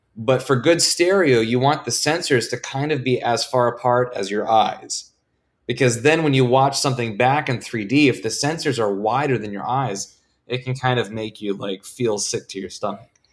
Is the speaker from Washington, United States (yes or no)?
yes; Vancouver, Washington, United States; moved away as an adult; I am from Vancouver, Washington